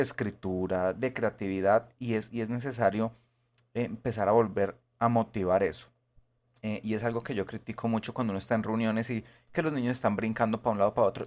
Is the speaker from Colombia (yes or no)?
yes; Bogotá, Colombia; yo soy de Bogotá